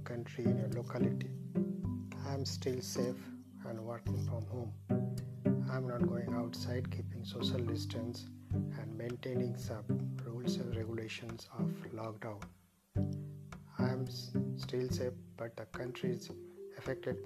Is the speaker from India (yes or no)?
yes; India; from India